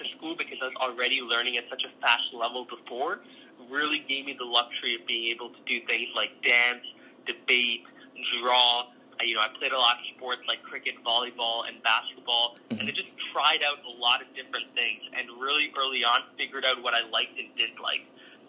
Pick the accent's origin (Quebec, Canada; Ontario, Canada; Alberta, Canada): Alberta, Canada; Calgary; born or raised there; also born or lived in Singapore